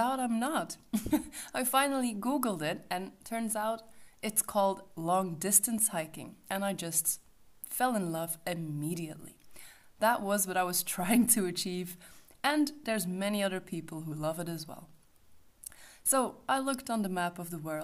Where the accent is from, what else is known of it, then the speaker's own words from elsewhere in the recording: Belgium; I'm from Belgium, a country with no mountains at all.